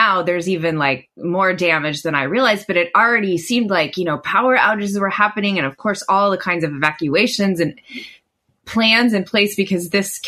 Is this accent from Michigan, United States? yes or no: no; Oklahoma, United States; It was always a strange thing growing up in Oklahoma